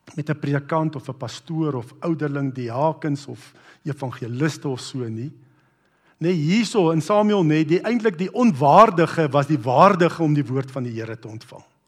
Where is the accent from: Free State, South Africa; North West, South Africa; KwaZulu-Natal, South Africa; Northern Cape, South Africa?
North West, South Africa; Brits; ek onthou hoe ek groot geword het in Brits